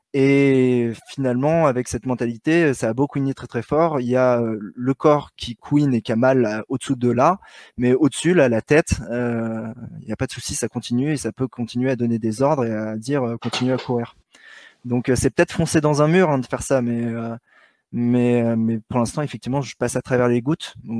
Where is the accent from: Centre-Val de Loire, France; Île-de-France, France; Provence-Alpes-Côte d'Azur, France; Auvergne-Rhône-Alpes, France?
Île-de-France, France; Paris; un petit parisien euh, qui, s'entraîne dans le bois de Vincennes